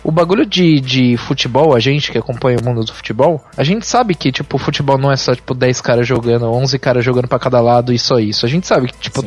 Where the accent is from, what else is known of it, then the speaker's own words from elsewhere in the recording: Brazil; A gente é brasileiro